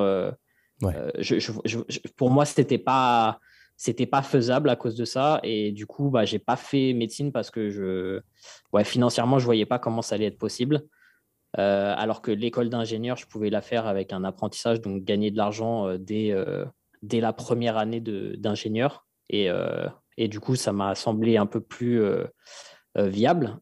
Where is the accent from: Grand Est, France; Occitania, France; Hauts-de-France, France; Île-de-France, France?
Île-de-France, France; Fresnes; j'ai grandi euh, à Fresnes dans le 94